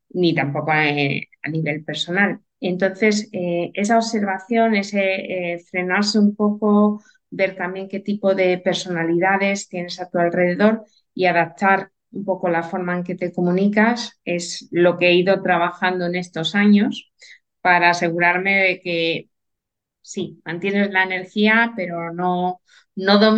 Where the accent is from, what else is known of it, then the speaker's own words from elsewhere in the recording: Andalusia, Spain; also born or lived in Santander; cuando era, nací en Santander, eh, hace ya unos cuantos años, no vamos a entrar mucho